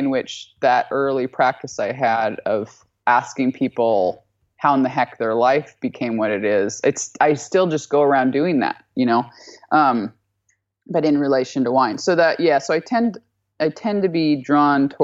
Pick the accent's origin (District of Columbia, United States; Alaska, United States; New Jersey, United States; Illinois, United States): Alaska, United States; moved away; I'm from Alaska.